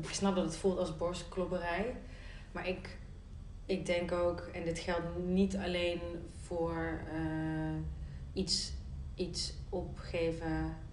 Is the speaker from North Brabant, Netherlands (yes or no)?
yes; North Brabant, Netherlands; als mede-Brabander